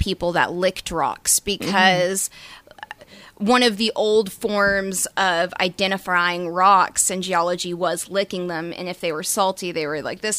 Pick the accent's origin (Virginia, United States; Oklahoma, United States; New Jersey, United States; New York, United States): Oklahoma, United States; Tulsa; born and raised in Tulsa. I graduated from Sand Springs